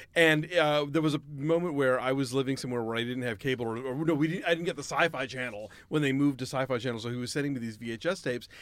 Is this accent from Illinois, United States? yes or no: no; Atlanta, Georgia, United States; I grew up in Atlanta and our N B C affiliate wouldn't show quark